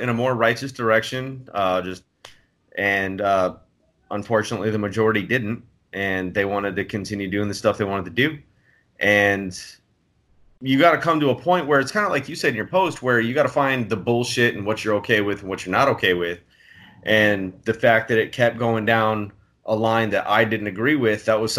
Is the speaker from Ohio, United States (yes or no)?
no; San Diego, California, United States; moved away as an adult; I was born and raised in San Diego, and I lived in San Diego for another 13 years after I joined the military